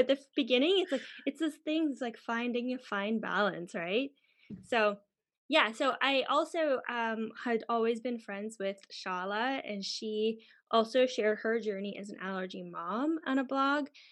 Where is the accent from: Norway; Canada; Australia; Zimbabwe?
Canada; moved away as an adult; also born or lived in United Kingdom; now in Germany; where I come from, Canada or the U S.